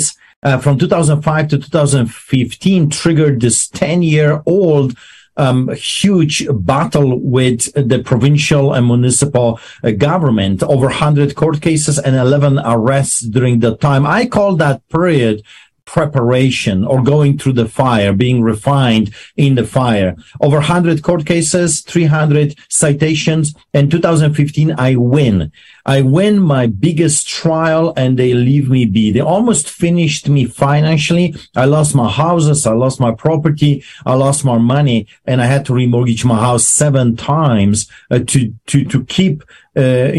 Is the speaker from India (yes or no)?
no; Poland; English is a second language; also born or lived in Greece / Canada; now in Calgary, Canada; I am a Polish immigrant. I grew up behind the Iron Curtain in Poland under the boots of the Soviets.